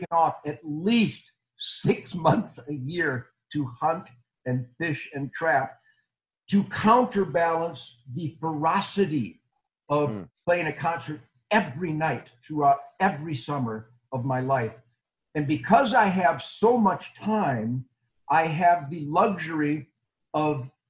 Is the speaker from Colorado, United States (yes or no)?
no; Detroit, Michigan, United States; moved away as an adult; now in Texas, United States; I was born in Detroit in 1948, and I lived there till 17 years ago.